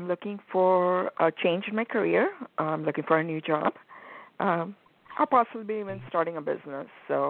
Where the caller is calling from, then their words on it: Arizona, United States; I'm calling from Arizona